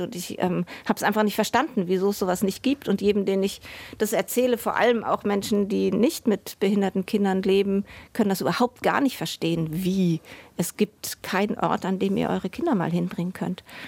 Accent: Germany; bei uns in Deutschland

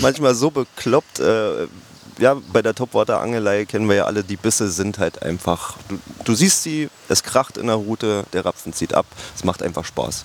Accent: Altmark, Saxony-Anhalt, Germany; Ich komme auch hier aus der Altmark. Also die Altmark ist ja hier nicht weit weg. Wir sind ja so ziemlich an der Grenze. Bin hier auch groß geworden

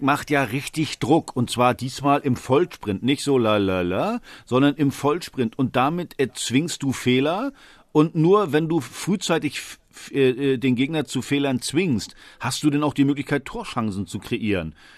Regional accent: Western Pomerania, Mecklenburg-Vorpommern, Germany; moved away; Ich komme nicht aus Mecklenburg, ich komme aus Vorpommern

